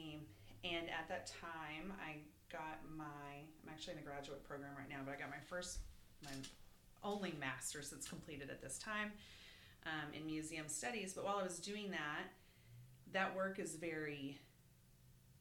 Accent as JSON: {"language": "English", "region": "Arkansas", "country": "United States", "tie": "born or raised there", "also_born_or_lived": "Washington, D.C.", "moved": "as an adult", "lives_now": "Austin, United States", "said": "mostly raised in Texas and really, really mostly raised in Arkansas. Lived there through undergrad"}